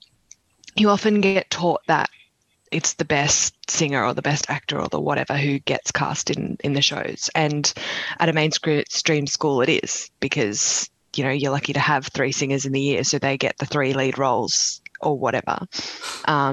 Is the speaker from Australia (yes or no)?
yes; Sydney, New South Wales, Australia; So I'm from Sydney. I was born about 20 minutes away from where I'm sitting right now